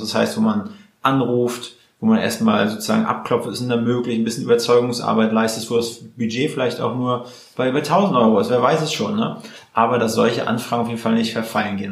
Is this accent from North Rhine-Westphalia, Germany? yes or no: no; Mecklenburg-Vorpommern, Germany; now in Berlin, Germany; wir sind ja Mecklenburger Jungs